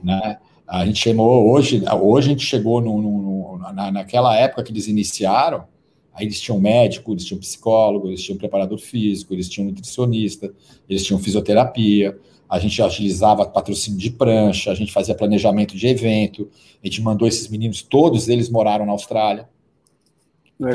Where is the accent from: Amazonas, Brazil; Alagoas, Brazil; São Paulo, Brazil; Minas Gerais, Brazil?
São Paulo, Brazil; Serra Negra; a gente cresceu junto ali em Serra Negra, no interior de São Paulo